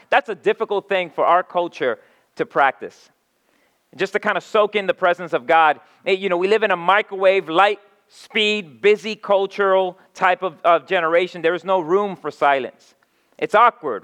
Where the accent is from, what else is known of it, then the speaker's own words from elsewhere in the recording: New York City, New York, United States; now in Philadelphia, United States; I come from, like Mark said, I come from New York City